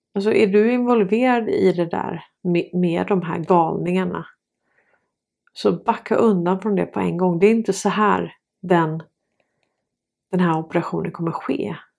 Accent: Sweden; Vi är svenskar

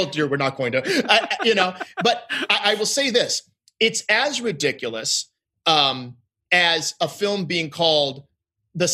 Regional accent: Midwest, United States; And I go, no, I am from the Midwest. I have never heard these jokes.

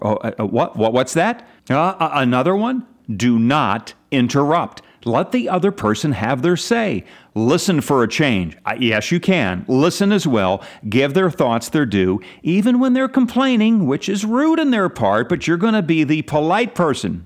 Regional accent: Pennsylvania, United States; my home state

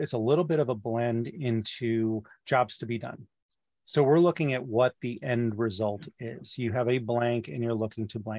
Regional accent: Midwest, United States; as a Midwesterner

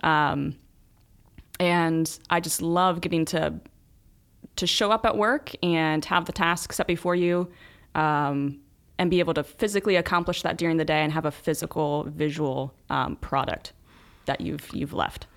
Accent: Newark, Ohio, United States; I'm from Newark

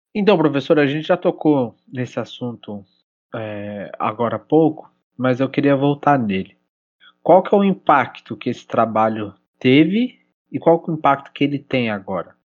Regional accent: Brazil; como brasileiro

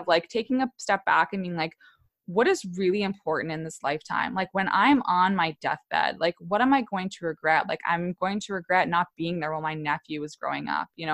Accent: Wellesley, Massachusetts, United States; moved away as an adult; also born or lived in New York / Virginia; my hometown of Wellesley, Massachusetts, like a few, like twenty, twenty to forty minutes outside Boston

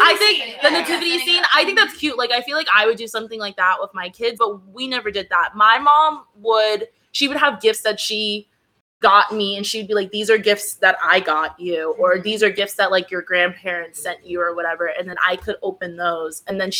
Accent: Wisconsin, United States; my American as fuck ass from good old Wisconsin.

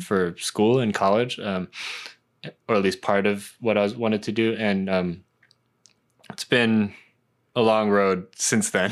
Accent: Hong Kong; I was a huge, like, kind of pop punk kid, uh, growing up in Hong Kong

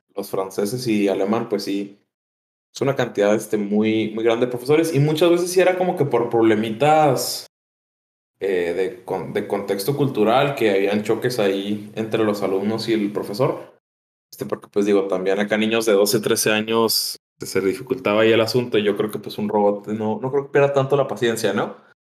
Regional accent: Mexico; pues de México.

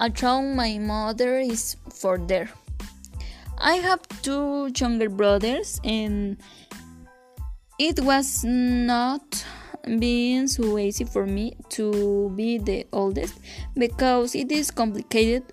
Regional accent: Santo Domingo Teojomulco, Oaxaca, Mexico; I was born in December 6, 2001, in a clinic located in the Oaxaca city

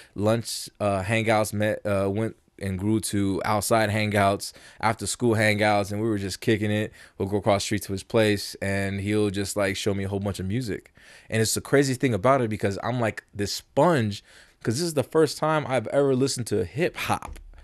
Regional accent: Las Vegas, Nevada, United States; also born or lived in South Bronx, New York; I was raised in New, in, in, not in New York, in Vegas

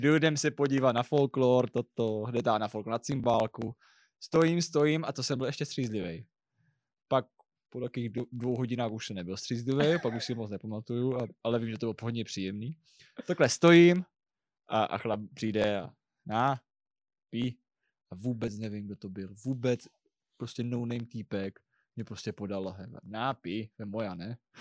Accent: Brno, South Moravian Region, Czechia; já jsem Brňák.

